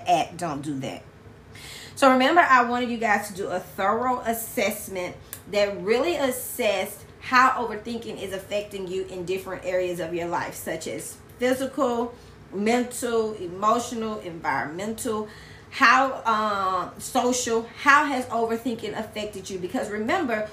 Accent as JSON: {"language": "English", "region": "Louisiana", "country": "United States", "also_born_or_lived": "Baton Rouge, Louisiana / Lafayette, Louisiana", "said": "I'm from Louisiana"}